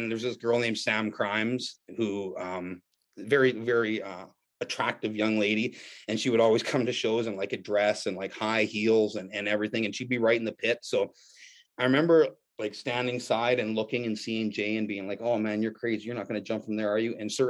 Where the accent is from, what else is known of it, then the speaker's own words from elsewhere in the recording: Canada; it was as a Canadian, kid, it was an intimidating, scary place.